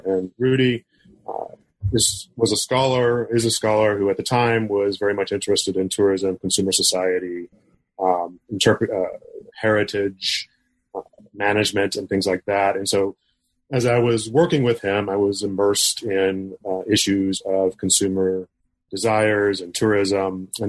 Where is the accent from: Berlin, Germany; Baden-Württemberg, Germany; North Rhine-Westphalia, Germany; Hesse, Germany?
Berlin, Germany; West Berlin; born there; And I was born in West Berlin. I'm not German